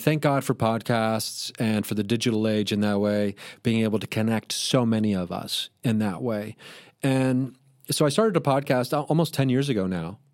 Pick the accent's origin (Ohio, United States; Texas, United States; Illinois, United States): Ohio, United States; Dayton; moved away; I was performing in my hometown, Dayton, Ohio, where I grew up